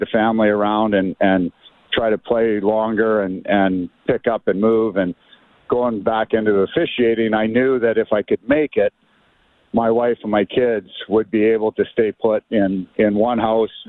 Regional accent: Canada; as a Canadian kid

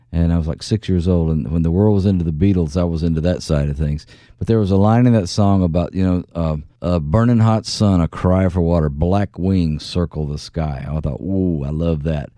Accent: Philadelphia, Mississippi, United States; I was raised in the South

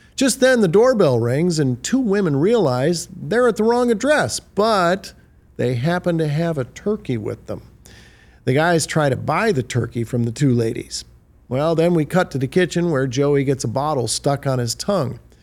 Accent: Detroit, Michigan, United States; a kid born and raised in Detroit

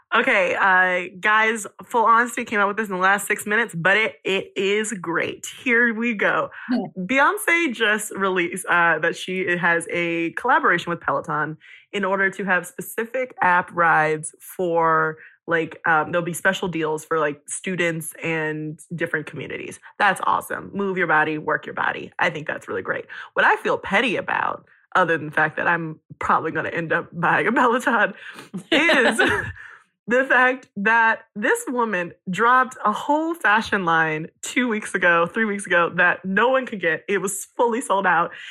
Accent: East Coast, United States; moved away as an adult; now in Los Angeles, United States; I live in LA now, but like I grew up in the East Coast.

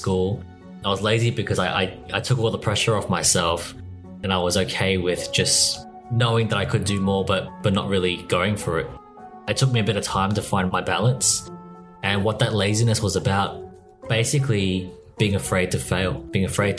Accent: Australia; born or raised there

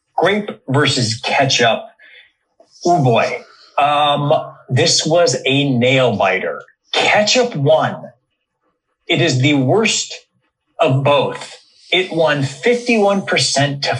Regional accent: Cleveland, Ohio, United States; moved away as an adult; also born or lived in Chicago; we grew up together in Cleveland

